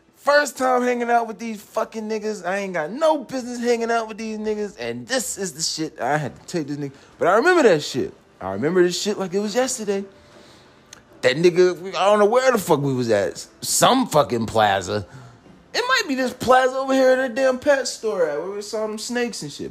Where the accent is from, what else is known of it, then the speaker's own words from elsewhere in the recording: College Park, Georgia, United States; I'm from College Park. I live in College Park, Georgia